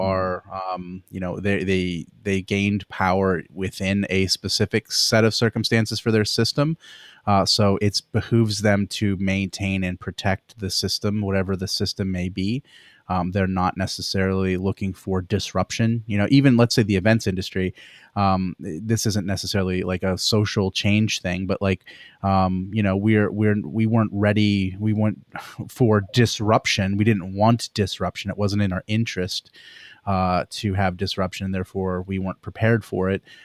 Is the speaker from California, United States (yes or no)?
no; Pennsylvania, United States; I grew up in Pennsylvania